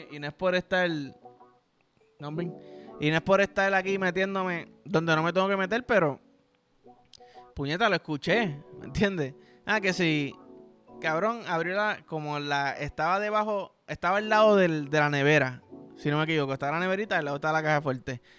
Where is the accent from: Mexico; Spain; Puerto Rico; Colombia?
Puerto Rico; yo soy boricua